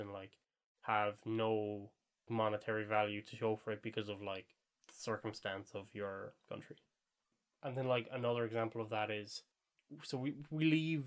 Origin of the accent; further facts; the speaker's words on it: Ireland; we're Irish, and, we're kind of easy to spot as being Irish